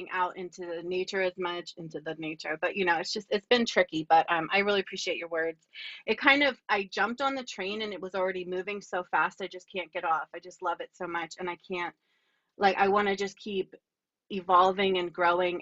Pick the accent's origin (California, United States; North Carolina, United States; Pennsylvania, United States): Pennsylvania, United States; Lower Bucks County; also born or lived in Baltimore / Berks County; I grew up in Lower Bucks County